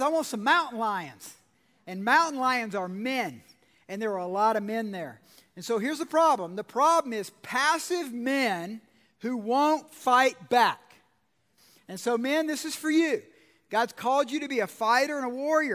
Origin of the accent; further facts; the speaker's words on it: Georgia, United States; I'm from Georgia